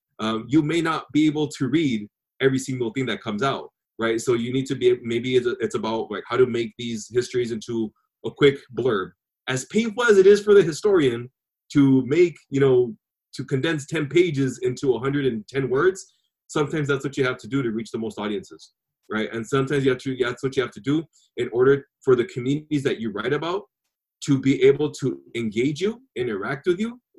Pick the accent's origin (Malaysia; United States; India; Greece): United States; Calexico, California; also born or lived in San Diego, California; this Mexican who became Chicano later on from Calexico, California